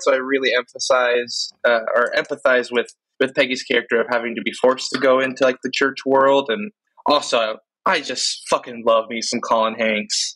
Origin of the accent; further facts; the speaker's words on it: West Coast, United States; I'm the only true West Coaster. I've never lived in the East Coast time zone.